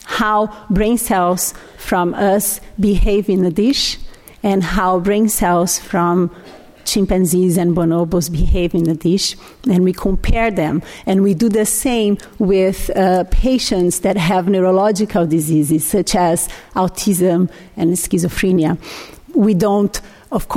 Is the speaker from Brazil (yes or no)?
yes; Brazil; English is a second language; moved away as an adult; I'm Brazilian. I was born in Brazil